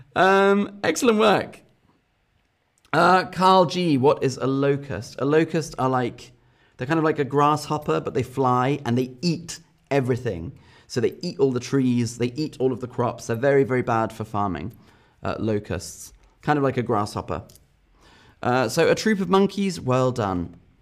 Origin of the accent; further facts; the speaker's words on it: England, United Kingdom; as an English person